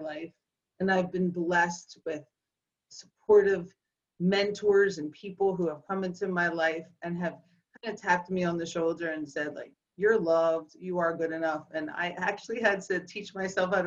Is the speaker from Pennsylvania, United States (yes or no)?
yes; Philadelphia, Pennsylvania, United States; the girl born and raised in Northeast Philadelphia.